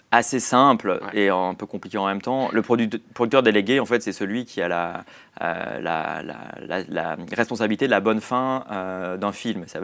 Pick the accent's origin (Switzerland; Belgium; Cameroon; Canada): Switzerland; now in Paris, France; j'ai quitté la Suisse et je suis venu à Paris.